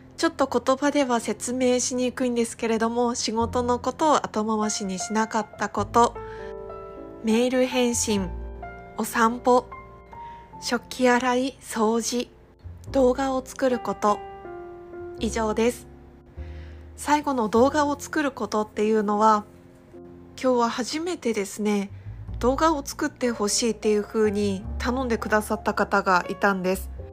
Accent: Iwate, Japan; moved away as an adult; now in Okinawa, Japan; 地元の岩手県から沖縄県の離島、沖縄の本島からさらに400キロ下に下がった世界地図とか Google マップで見るともう台湾が一番近いっていうちっちゃな離島に移住をして

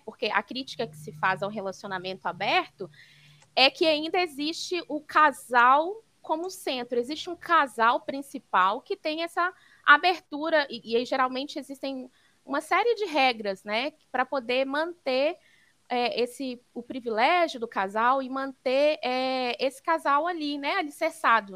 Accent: Belo Horizonte, Minas Gerais, Brazil; sou mineira de Belo Horizonte

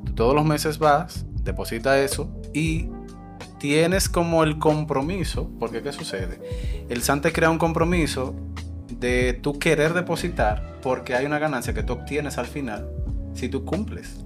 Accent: Dominican Republic; Nosotros como dominicanos somos muy amables, muy hospitalarios y nos gusta ayudar

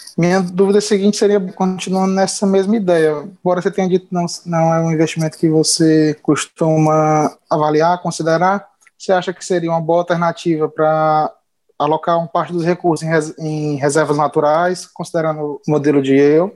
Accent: Fortaleza, Ceará, Brazil; Sou de Fortaleza, Ceará

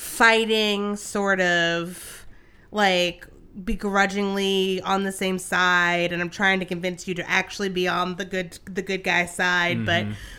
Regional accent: Alabama, United States; Oh, I grew up in Alabama, uh-huh.

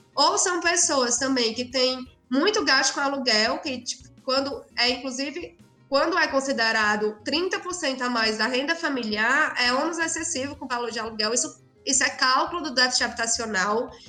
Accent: Cedro, Ceará, Brazil; moved away as an adult; also born or lived in Fortaleza, Brazil; now in São Paulo, Brazil; eu sou de uma cidade do sertão do Ceará chamada Cedro, mas eu morei em Fortaleza durante o segundo grau

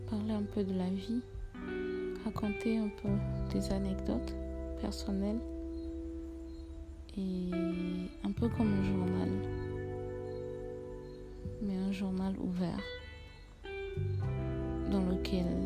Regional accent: Togo; moved away; je suis togolaise, je vis quelque part dans le monde

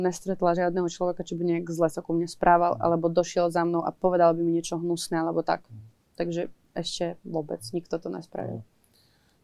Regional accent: Ivano-Frankivsk, Ivano-Frankivsk Oblast, Ukraine; Slovak is a second language; moved away as an adult; also born or lived in Kyiv; som zo západnej Ukrajiny

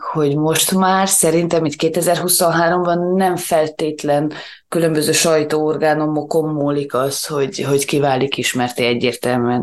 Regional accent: Transylvania, Romania; mi azért itt Erdélyben, pláne Erdély magyarként, talán egy kicsit konzervatívabbak vagyunk

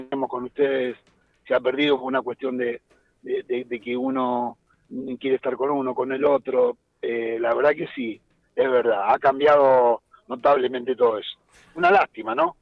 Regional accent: Argentina; somos argentinos

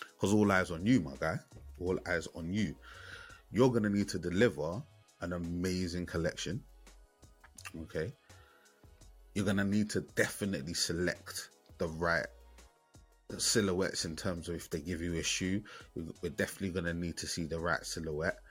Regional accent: London, United Kingdom; That represents my ends, man. I'm from Bermondsey, Southeast London

